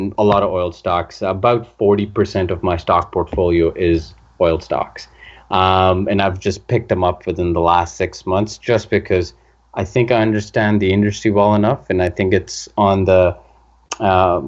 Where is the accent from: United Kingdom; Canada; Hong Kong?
Canada; also born or lived in Vancouver / Calgary; I'm from Canada. I've lived in Vancouver and Calgary for the last 15 years